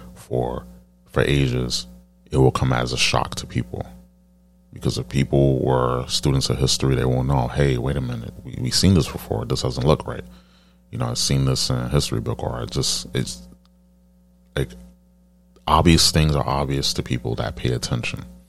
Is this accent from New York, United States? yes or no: yes; New York City, New York, United States; I'm, I'm from New York